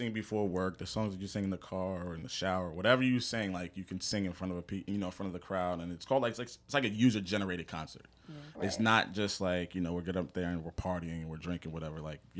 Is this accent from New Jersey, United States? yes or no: yes; South Brunswick, New Jersey, United States; graduated from Howard University, born and raised in Central New Jersey, South Brunswick to be specific. I'm age 34, born September 3rd.